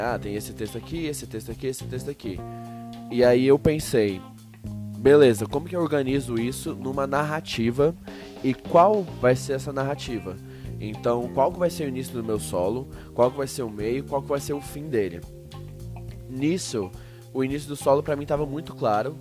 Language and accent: Portuguese; Goiânia, Goiás, Brazil; moved away as an adult; now in São Paulo, Brazil; eu sou de Goiânia